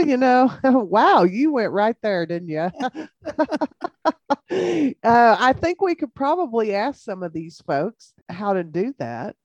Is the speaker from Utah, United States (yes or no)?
no; Jayton, Texas, United States; I grew up in Jayton